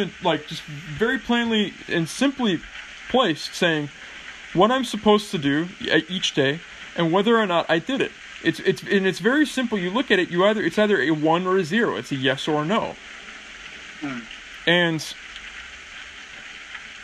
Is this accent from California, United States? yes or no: yes; California, United States; now in England; when I moved to England and they found out I was from California